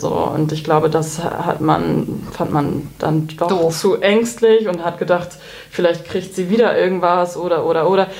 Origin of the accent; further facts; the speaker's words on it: Baltic coast, Schleswig-Holstein, Germany; moved away as an adult; also born or lived in Hamburg / Cologne / Berlin; bin gebürtige Hamburgerin, aber groß geworden im Norden in Schleswig-Holstein an der Ostsee